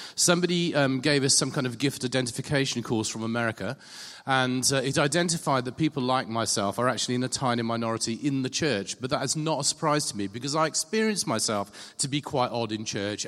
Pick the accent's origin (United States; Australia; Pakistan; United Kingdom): United Kingdom; England; being English